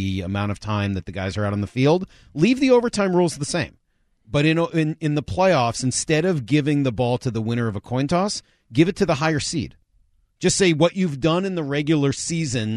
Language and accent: English; Boston, Massachusetts, United States; we were growing up in Boston